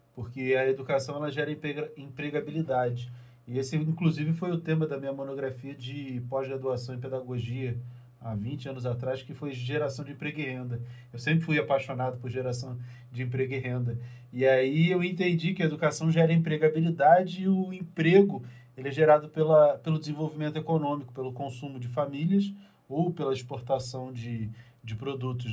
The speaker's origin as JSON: {"language": "Portuguese", "region": "Rio de Janeiro", "country": "Brazil", "said": "eu sou carioca"}